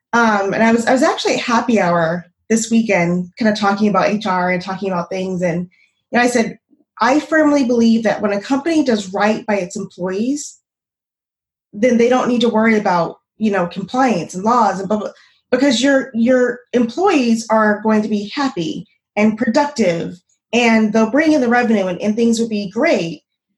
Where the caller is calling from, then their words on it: Phoenix, Arizona, United States; I'm in Phoenix, Arizona, Phoenix, Arizona, where it's still 102 degrees at 9 o'clock at night.